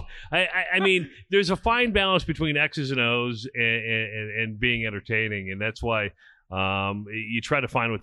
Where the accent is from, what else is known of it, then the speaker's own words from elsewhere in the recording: Iowa, United States; now in Nebraska, United States; I'm from Iowa.